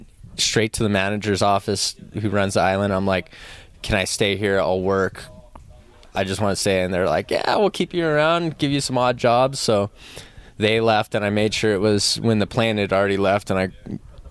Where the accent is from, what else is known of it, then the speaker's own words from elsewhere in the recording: Oahu, Hawaii, United States; I'm born and raised on Oahu